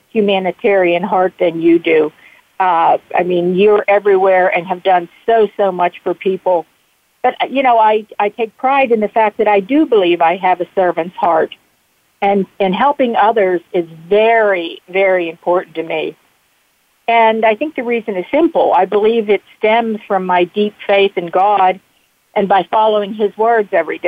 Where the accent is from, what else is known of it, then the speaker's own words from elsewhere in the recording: Bethel Park, Pennsylvania, United States; I grew up in Bethel Park